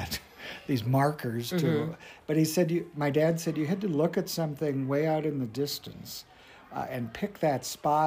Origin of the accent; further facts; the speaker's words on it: North Dakota, United States; I grew up in North Dakota on a farm.